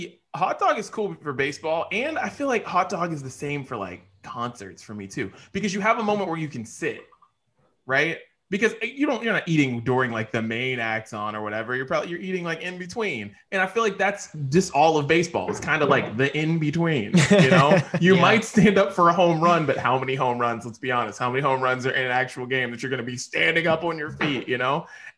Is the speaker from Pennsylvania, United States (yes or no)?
yes; Pittsburgh, Pennsylvania, United States; Like, I'm from Pittsburgh. I'm not from Chicago or Boston or New York or wherever the hell you guys enjoy baseball.